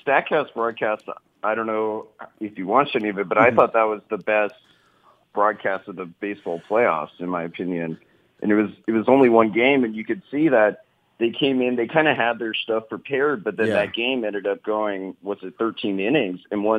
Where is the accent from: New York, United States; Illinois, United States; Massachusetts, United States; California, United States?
California, United States; I'm from the Bay Area.